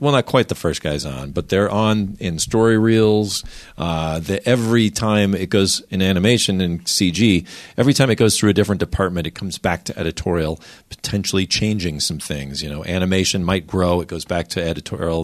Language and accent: English; Minnesota, United States; I grew up in Minnesota where the idea was you don't want to argue with people.